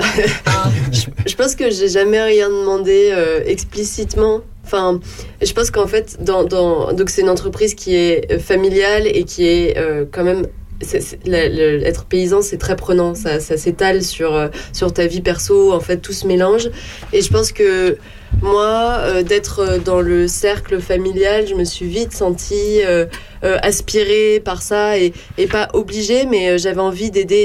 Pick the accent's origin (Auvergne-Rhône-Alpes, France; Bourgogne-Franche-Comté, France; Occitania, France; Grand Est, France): Bourgogne-Franche-Comté, France; Charny; also born or lived in Auxerre / Orléans / Toulouse / Berlin; j'ai grandi euh, à Charny.